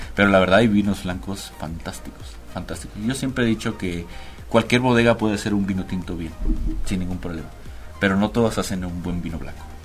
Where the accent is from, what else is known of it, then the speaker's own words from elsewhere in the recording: Cabo San Lucas, Baja California Sur, Mexico; moved away as an adult; now in Mexico City, Mexico; llevo radicando en la ciudad aproximadamente seis años, soy de Cabo San Lucas, Los Cabos.